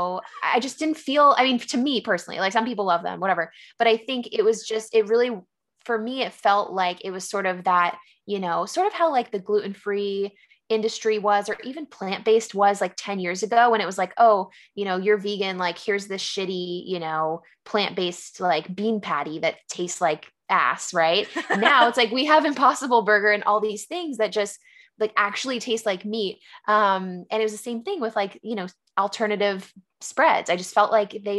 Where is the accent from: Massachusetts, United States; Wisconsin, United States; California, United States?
California, United States; San Diego; moved away as an adult; also born or lived in San Francisco; now in Philadelphia, United States; I actually was born and raised in San Diego